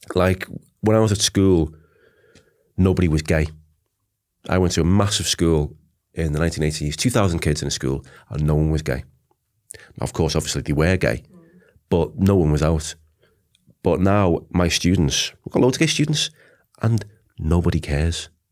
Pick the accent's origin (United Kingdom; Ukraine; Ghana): United Kingdom; Liverpool, North West England; moved away as an adult; I'm from Liverpool